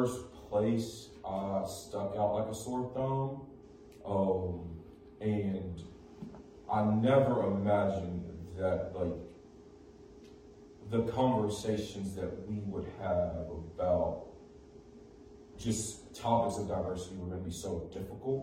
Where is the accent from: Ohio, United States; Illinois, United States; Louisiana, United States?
Illinois, United States; Chicago; I was raised in Humboldt Park